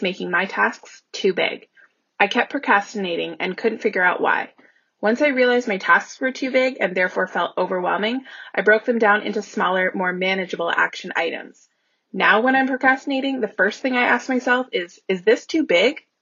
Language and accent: English; Ottawa, Ontario, Canada; I'm from Ottawa, Ontario, Canada.